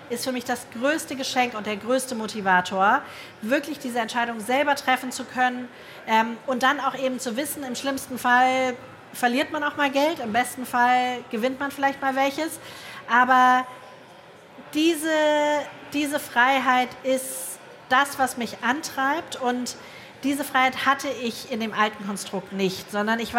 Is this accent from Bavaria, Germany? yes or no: no; Hamburg, Germany; Ich komme aus Hamburg, da sagt man Herrentoilette.